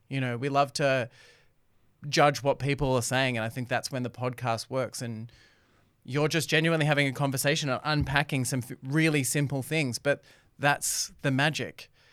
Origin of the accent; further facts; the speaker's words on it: Doncaster, Victoria, Australia; I grew up in Doncaster, Temple